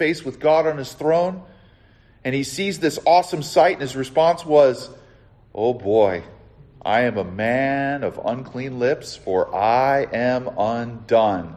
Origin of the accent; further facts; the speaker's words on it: Southern California, United States; also born or lived in the Carolinas; I'm from Southern California, where it's like granola